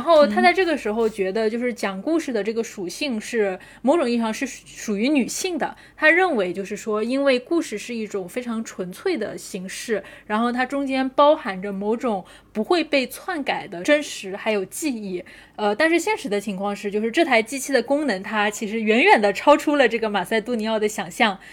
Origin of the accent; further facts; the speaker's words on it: China; 因为我们是中国人嘛